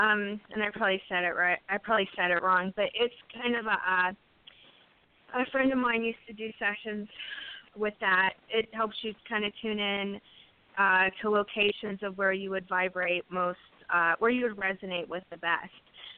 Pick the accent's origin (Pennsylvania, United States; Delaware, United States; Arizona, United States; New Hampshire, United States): Pennsylvania, United States; Pittsburgh; moved away; I'm originally from Pittsburgh and area